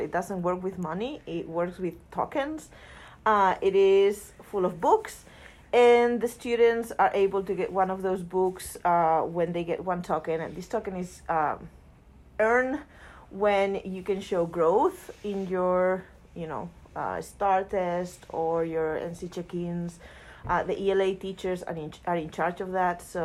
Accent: Spain; moved away as an adult; now in United States; I'm from Spain

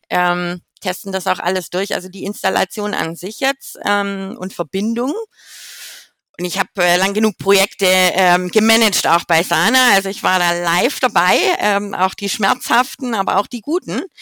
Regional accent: Baden-Württemberg, Germany; now in Rotterdam, Netherlands; wer mich dann auf LinkedIn finden will. Ähm, ich komme ursprünglich aus dem Schwabeländle äh, aus der Nähe von Stuttgart, wohne aber jetzt schon seit zwölf Jahren in Rotterdam.

